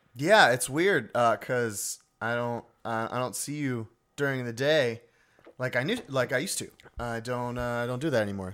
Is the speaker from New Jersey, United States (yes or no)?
yes; New Jersey, United States; I am from Jersey